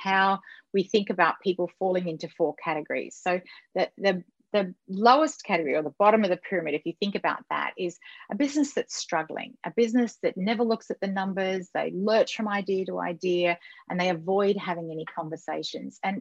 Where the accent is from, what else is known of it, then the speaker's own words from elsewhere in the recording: Australia; I'm Australian